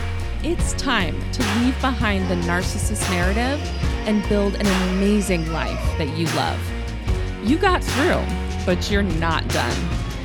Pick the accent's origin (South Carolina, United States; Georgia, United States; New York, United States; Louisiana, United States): Louisiana, United States; now in Texas, United States; I didn't tell y'all I'm from the South, did I? Yes, I did. I've told y'all I'm living in Texas. Grew up in Louisiana, actually. A lot of people ask me, where's your accent?